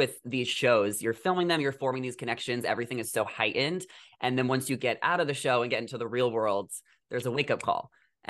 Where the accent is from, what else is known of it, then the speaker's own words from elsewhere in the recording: Long Island, New York, United States; moved away as an adult; also born or lived in New Jersey; now in Los Angeles, United States; I'm from the East Coast too. I'm from New York.